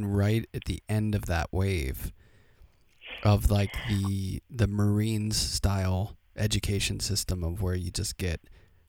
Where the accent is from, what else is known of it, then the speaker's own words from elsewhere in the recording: Pittsburgh, Pennsylvania, United States; now in Brooklyn, United States; I grew up in Pittsburgh